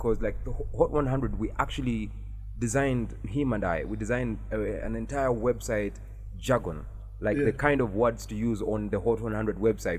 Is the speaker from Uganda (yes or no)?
yes; Mbarara, Western Region, Uganda; moved away; I come from Barra.